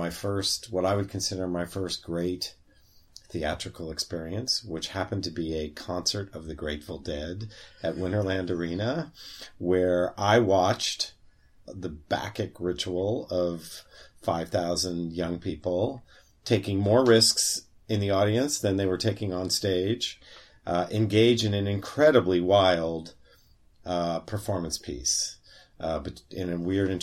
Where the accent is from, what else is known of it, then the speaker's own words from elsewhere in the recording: San Francisco, California, United States; moved away as an adult; growing up in San Francisco in the 60s and 70s